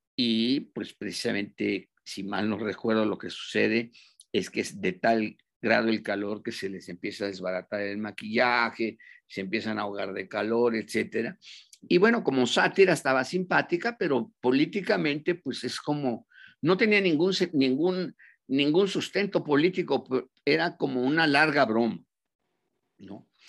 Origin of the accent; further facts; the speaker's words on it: Mexico; moved away as an adult; also born or lived in Nicaragua; como somos nosotros los mexicanos